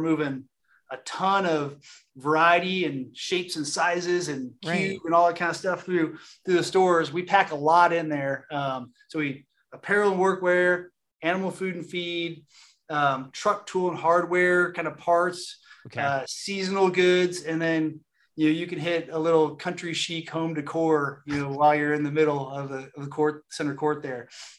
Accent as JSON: {"language": "English", "region": "California", "country": "United States", "tie": "born or raised there", "said": "I grew up in Southern California, and when I came to work for Tractor Supply, my family was like, you're going to go sell tractors."}